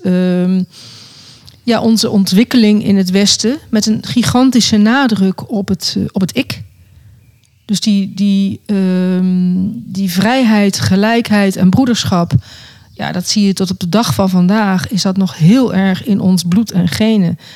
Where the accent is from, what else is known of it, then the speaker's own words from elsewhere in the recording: Netherlands; moved away; also born or lived in South Africa; Nederland is mijn vaderland en Zuid-Afrika is mijn moederland.